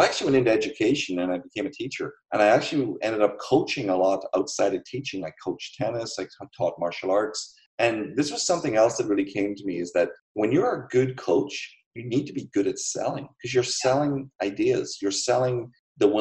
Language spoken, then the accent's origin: English; Ireland; I grew up in Ireland